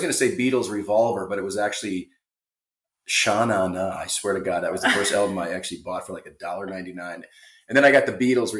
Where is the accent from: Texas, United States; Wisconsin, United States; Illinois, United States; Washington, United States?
Wisconsin, United States; Milwaukee; also born or lived in Echo Park, Los Angeles; now in Los Angeles, United States; I was in Milwaukee. Yeah. So, you know, I was raised in Milwaukee.